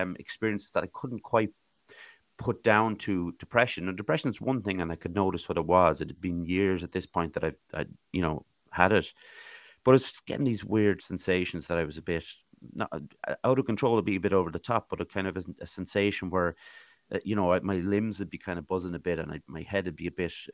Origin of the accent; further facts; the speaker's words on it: Swords, County Dublin, Ireland; moved away as an adult; also born or lived in Ballinasloe; now in Athlone, Ireland; I was born actually in Ballinasloe Hospital, but I grew up in Athlone until I was 8. And then I moved up to Swords, County Dublin, went to school there and actually moved back to Athlone when I was 18